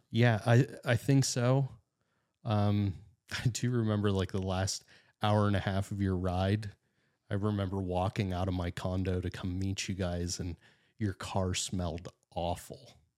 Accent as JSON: {"language": "English", "town": "Titusville", "region": "Pennsylvania", "country": "United States", "tie": "born or raised there", "said": "I'm northwestern Pennsylvania guy. I was born and raised in Titusville"}